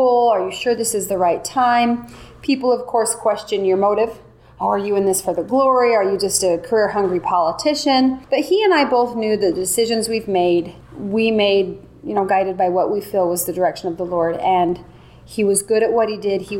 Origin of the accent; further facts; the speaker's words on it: North Ogden, Utah, United States; I'm from North Ogden, Utah, which is about 45 minutes north of Salt Lake City. I grew up there, went to high school there